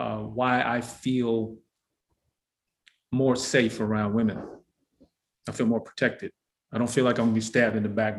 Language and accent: English; Detroit, Michigan, United States; I was born in Detroit, Michigan